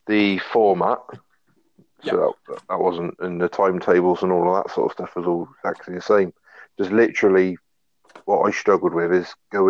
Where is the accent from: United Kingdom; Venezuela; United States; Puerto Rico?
United Kingdom; Gloucester, South West England; now in Barrow-in-Furness, United Kingdom; I'm a bit further north than Martin. I'm originally from Gloucester.